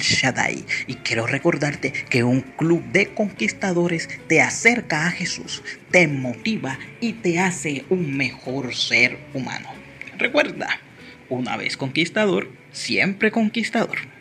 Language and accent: Spanish; Colombia; soy de Colombia